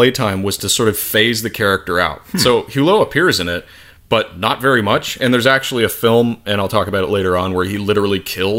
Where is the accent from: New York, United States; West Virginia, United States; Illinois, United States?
Illinois, United States; Chicago; do not tell them that you're from Chicago.